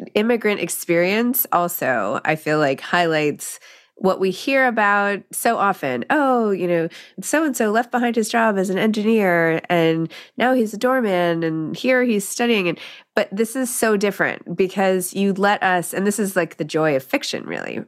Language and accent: English; New York City, New York, United States; growing up in New York City